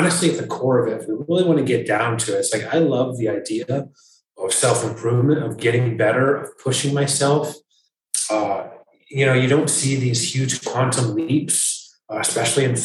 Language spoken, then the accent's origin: English; Michigan, United States; now in North Carolina, United States; I grew up in Michigan